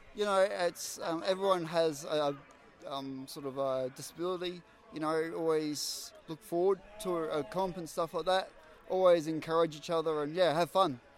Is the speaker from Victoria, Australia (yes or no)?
no; Queensland, Australia; I'm from Queensland